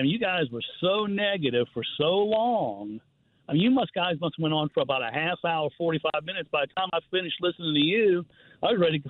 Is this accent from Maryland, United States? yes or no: no; Metairie, Louisiana, United States; now in Gulf Shores, United States; I'm born and raised in Metairie, Louisiana.